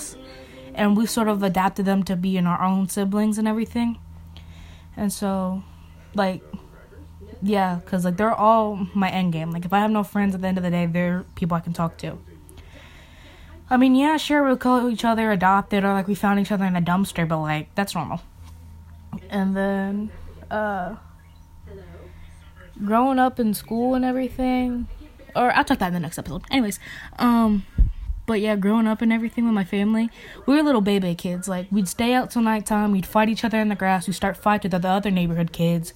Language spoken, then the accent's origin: English; Goshen, United States; I was born in Goshen